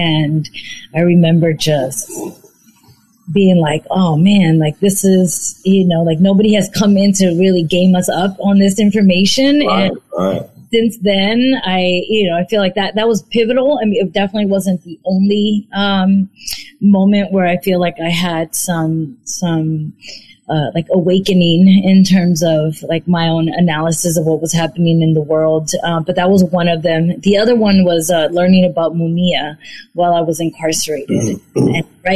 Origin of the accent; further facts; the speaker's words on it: San Francisco, California, United States; I'm from San Francisco, California. I grew up in the Mission District